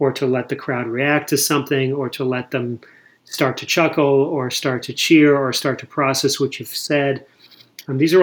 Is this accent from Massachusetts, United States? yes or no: yes; Boston, Massachusetts, United States; moved away; I was born in Boston. I grew up in Massachusetts.